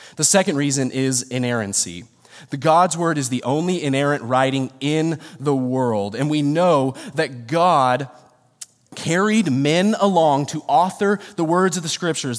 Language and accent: English; Rancho Cucamonga, California, United States; I'm born and raised in Rancho.